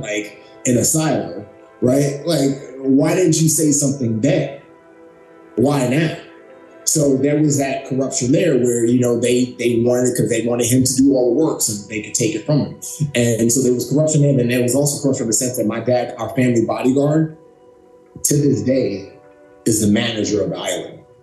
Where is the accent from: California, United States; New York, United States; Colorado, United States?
New York, United States; New York City; also born or lived in Lagos, Nigeria; I grew up in the Bronx. I grew up in uh, Bronx, New York City